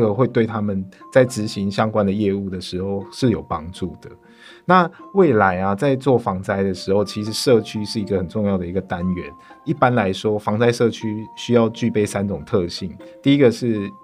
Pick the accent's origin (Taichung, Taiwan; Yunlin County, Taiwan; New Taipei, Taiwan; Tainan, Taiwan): Tainan, Taiwan; 我的家乡台南